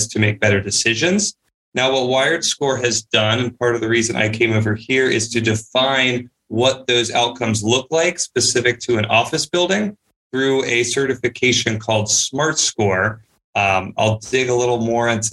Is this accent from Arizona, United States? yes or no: no; Charlotte, North Carolina, United States; also born or lived in Nashville, Tennessee / Chicago; I actually grew up here in Charlotte, North Carolina